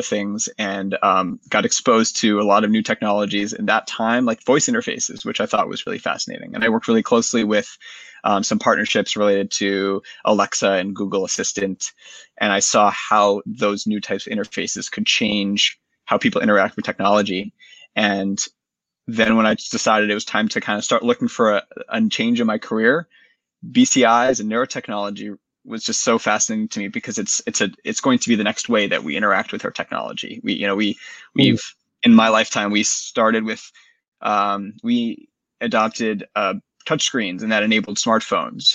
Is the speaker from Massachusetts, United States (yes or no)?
yes; Boston, Massachusetts, United States; also born or lived in North Carolina; I grew up in the Boston area. I went to college in North Carolina, and I returned to Boston after